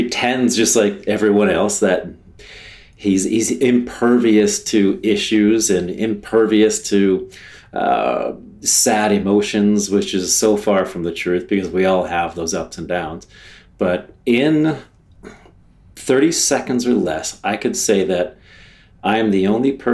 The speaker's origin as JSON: {"language": "English", "region": "Ohio", "country": "United States", "tie": "born or raised there", "also_born_or_lived": "Jacksonville, Florida", "moved": "yes", "said": "this normal Midwest guy from a little place in Ohio, where my backyard was a bean field or a cornfield."}